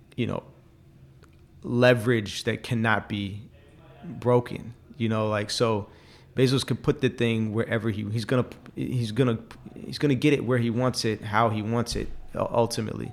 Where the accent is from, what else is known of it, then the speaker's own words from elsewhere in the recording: Oakland, California, United States; I'm from Oakland, and I don't like how Oakland is now